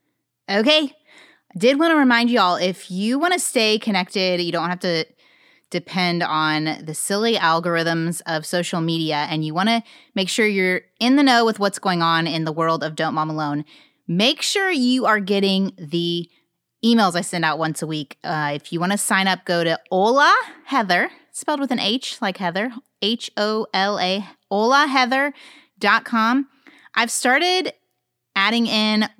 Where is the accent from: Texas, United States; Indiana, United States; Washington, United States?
Indiana, United States; Indianapolis; That's my hometown